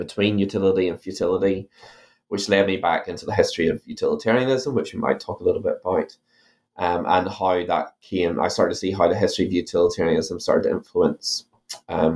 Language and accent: English; Ireland; now in New Zealand; my accent that I'm originally from Ireland